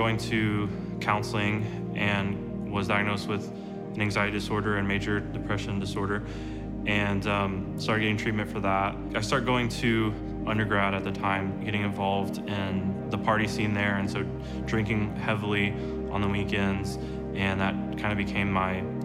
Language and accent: English; Moore, Oklahoma, United States; I'm from Moore, Oklahoma